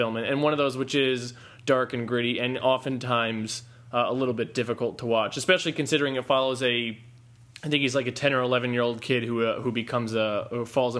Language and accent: English; United States; as an American